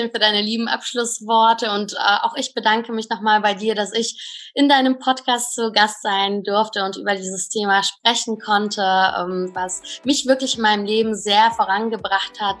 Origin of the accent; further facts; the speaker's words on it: Cologne, North Rhine-Westphalia, Germany; Also ich, ich komme aus Köln und dort gibt es eine sehr, sehr schöne Location im Mediapark.